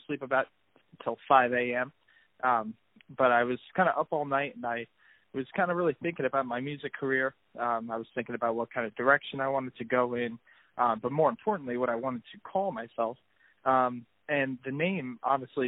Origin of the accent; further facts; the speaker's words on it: Toms River, New Jersey, United States; I'm from Toms River, New Jersey